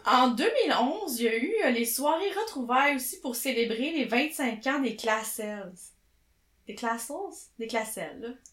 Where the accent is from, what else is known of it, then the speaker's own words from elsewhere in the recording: Chambly, Quebec, Canada; aux gens de mon Patelin, Chambly, ah, Richelieu, Marieville